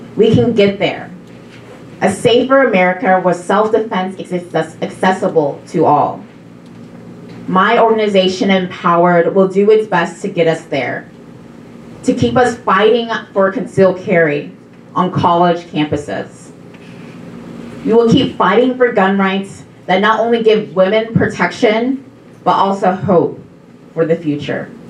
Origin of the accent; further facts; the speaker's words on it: Texas, United States; I'm actually from Texas